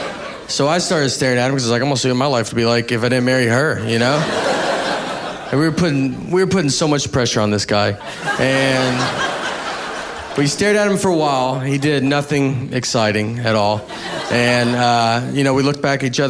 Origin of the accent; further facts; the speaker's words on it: Nashville, Tennessee, United States; I'm from Nashville